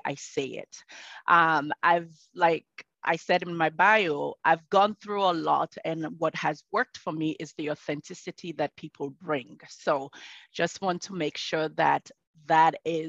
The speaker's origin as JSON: {"language": "English", "country": "Sierra Leone", "moved": "yes", "said": "I am originally from Sierra Leone and I live and breathe Sierra Leone."}